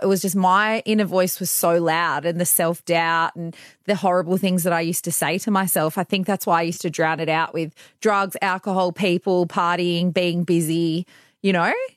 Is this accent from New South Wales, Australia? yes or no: yes; Bathurst, New South Wales, Australia; moved away as an adult; also born or lived in London; now in Perth, Australia; I grew up in New South Wales in a place called Bathurst